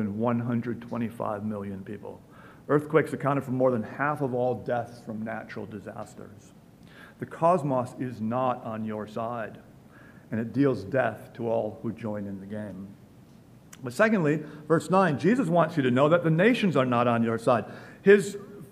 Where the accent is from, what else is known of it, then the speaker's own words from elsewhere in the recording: Milwaukee, Wisconsin, United States; moved away; a child growing up in Milwaukee